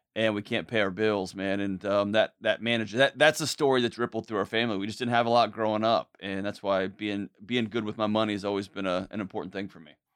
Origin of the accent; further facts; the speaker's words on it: Houston, Texas, United States; grew up, born and raised in Houston, Texas